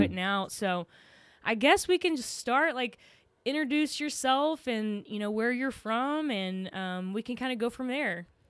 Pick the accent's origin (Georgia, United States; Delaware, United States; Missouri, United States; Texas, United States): Texas, United States; accent: Texan; I'm from Texas